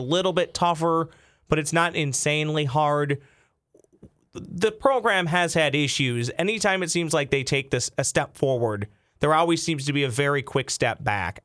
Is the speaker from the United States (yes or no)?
yes; Lakeville, Minnesota, United States; I grew up in Lakeville, not far from the Twins Pro Shop in Apple Valley.